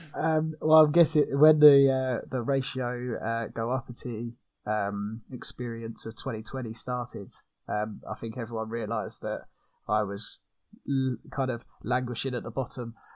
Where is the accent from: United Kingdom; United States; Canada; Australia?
United Kingdom; from the UK, as you probably can hear from my accent